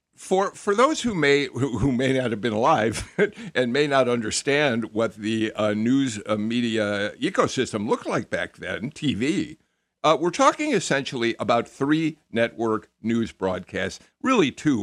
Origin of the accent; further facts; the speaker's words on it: Chicago, Illinois, United States; moved away; I am a Chicagoan